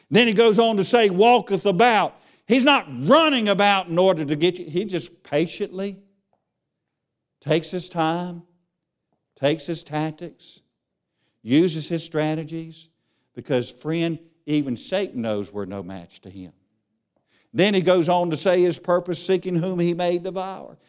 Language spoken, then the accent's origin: English; Charlotte, North Carolina, United States; I grew up in Charlotte